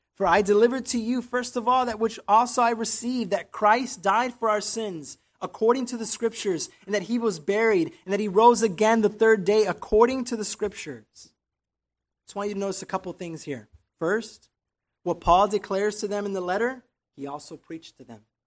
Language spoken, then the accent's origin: English; Chicago, Illinois, United States; moved away as an adult; now in Texas, United States; Growing up in Chicago, I saw a lot of street evangelism